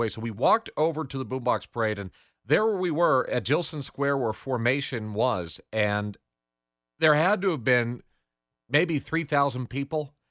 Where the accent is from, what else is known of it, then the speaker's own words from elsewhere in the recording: Glastonbury, Connecticut, United States; from Glastonbury, and I'm listening to Spotlight Connecticut with Morgan Cunningham.